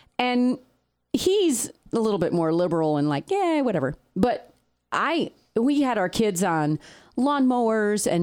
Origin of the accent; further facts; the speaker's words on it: United States; also born or lived in Peru; I was in the States. I grew up in the States.